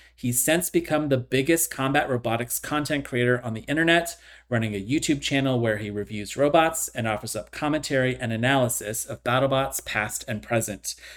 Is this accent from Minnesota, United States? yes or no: no; California, United States; also born or lived in upstate New York; now in New York, United States; I was born and raised in California, and I moved across country, and now I live in upstate New York